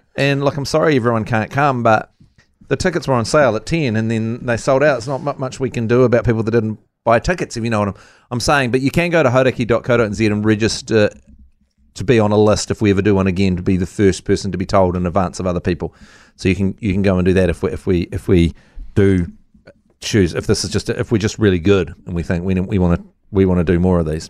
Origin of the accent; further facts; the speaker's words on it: Dunedin, Otago, New Zealand; moved away; I grew up in Dunedin and Otago as a whole